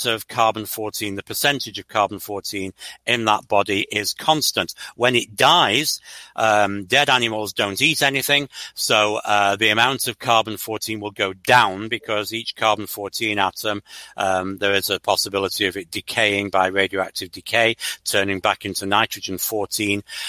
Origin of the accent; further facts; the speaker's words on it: Stalybridge, North West England, United Kingdom; now in United States; I'm actually from a small town called Staley Bridge, about 8 miles east of Manchester. But Manchester's the nearest big place that you've heard of to where I was brought up.